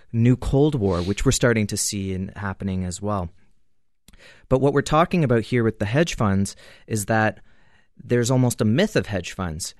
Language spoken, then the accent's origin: English; Canada; as a Canadian